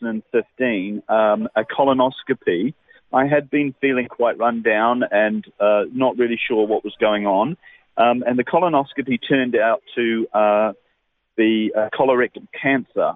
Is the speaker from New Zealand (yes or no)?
yes; New Zealand; moved away as an adult; now in Australia; I'm originally a Kiwi. Now I'm a certified Australian